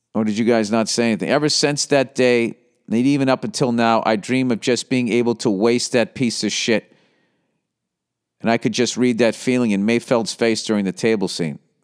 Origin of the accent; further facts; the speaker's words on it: Boston, Massachusetts, United States; accent: Boston; my fucking Boston accent